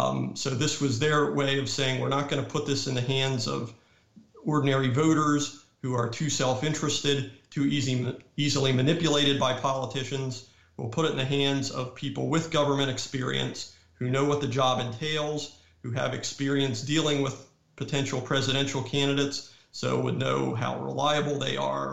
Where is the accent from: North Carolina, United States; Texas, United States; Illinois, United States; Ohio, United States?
North Carolina, United States; But many states, like my home state of North Carolina, have state laws that basically tell electors, you have to vote the way the popular vote has gone.